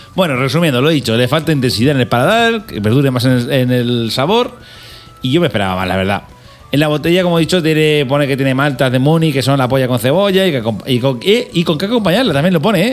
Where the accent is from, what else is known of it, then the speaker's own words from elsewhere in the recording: Albacete, Castilla-La Mancha, Spain; also born or lived in Algeciras; somos de Albacete, pero yo tengo, yo soy medio de Algeciras, o sea, yo soy medio, medio andaluz